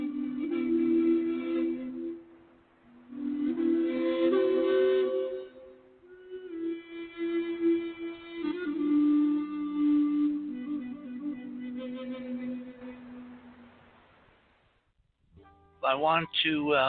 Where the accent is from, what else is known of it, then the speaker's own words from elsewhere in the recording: New England, United States; I grew up in New England